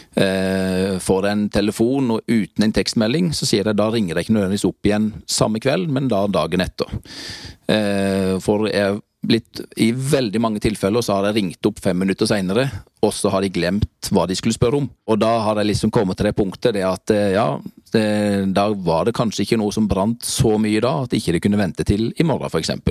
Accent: Grimstad, Agder, Norway; moved away as an adult; født og oppvokst i Grimstad

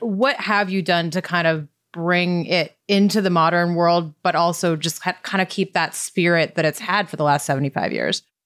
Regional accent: Montana, United States; moved away as an adult; now in San Diego, United States; I grew up in Montana, and so when I moved to San Diego, at, you know, age 22

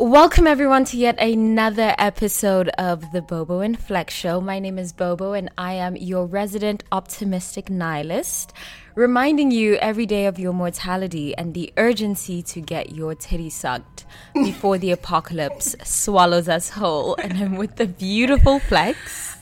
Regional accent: Switzerland; growing up in Switzerland

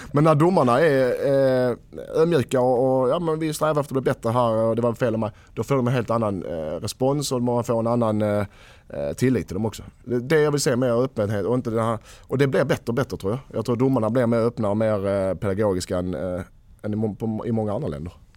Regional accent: Skåne, Sweden; vi är danskar

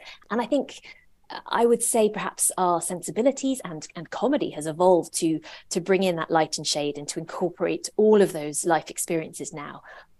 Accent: England, United Kingdom; but we were also growing up in England the whole time.

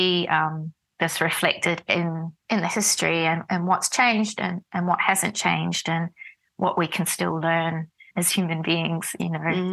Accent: Dunedin, Otago, New Zealand; moved away as an adult; also born or lived in Wellington, New Zealand / Berlin, Germany; now in Melbourne, Australia; Port Chalmers, which is the port of the city of Dunedin, where I grew up in New Zealand.

